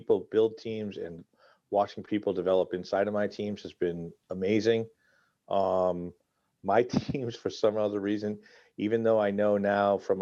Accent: Massachusetts, United States; I grew up in Massachusetts

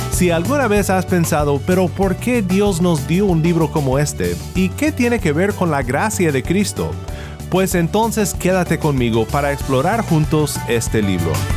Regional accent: Sinaloa, Mexico; mi pueblo en Sinaloa

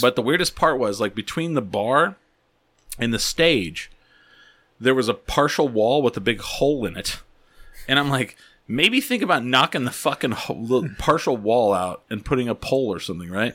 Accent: Albuquerque, New Mexico, United States; we're from Albuquerque

